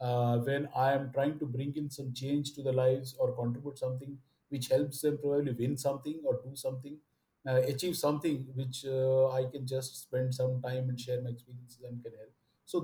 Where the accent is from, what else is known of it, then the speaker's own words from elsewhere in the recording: Odisha, India; first language Oriya; English is a second language; Of course, I speak well Bengali and all of that. Oriya is my mother tongue.